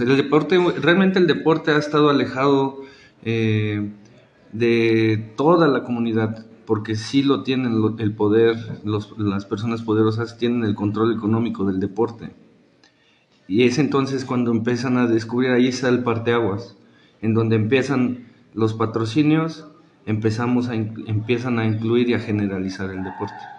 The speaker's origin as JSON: {"language": "Spanish", "country": "Mexico", "said": "la cultura que tenemos como mexicanos"}